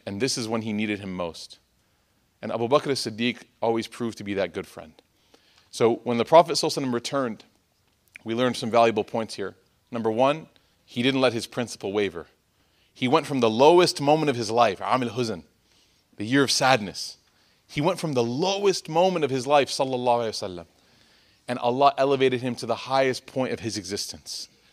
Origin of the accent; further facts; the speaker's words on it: Chicago, Illinois, United States; I'm from Chicago